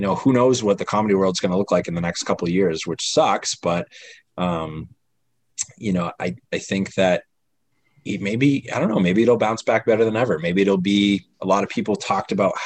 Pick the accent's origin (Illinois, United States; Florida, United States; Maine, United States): Maine, United States; also born or lived in Chicago; I'm from Maine